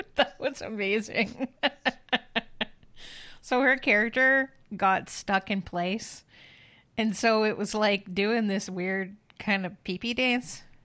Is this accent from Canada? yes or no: yes; Canada; as a Canadian and an honorary Canadian